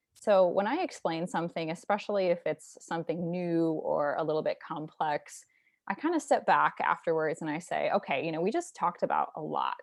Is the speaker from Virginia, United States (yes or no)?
no; St. Louis, Missouri, United States; I'm from Saint Louis, Missouri